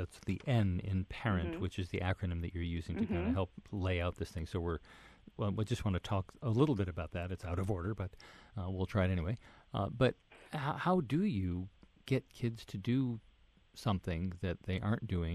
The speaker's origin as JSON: {"language": "English", "country": "United States", "tie": "born or raised there", "said": "being an American, having been raised here"}